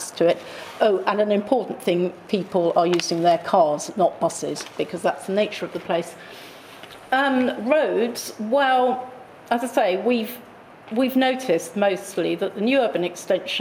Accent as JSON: {"language": "English", "town": "Wembley", "region": "London", "country": "United Kingdom", "tie": "born or raised there", "said": "I grew up in Wembley"}